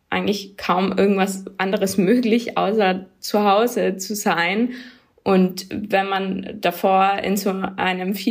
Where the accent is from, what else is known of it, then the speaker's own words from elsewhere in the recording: Tyrol, Austria; Genau, ich komme aus Tirol ursprünglich, aber in Tirol wird mir immer wieder gesagt, dass ich eigentlich Deutsche bin